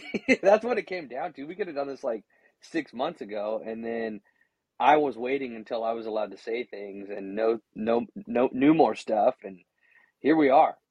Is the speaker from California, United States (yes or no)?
yes; Gonzales, California, United States; I was born and raised in Gonzales, just south of there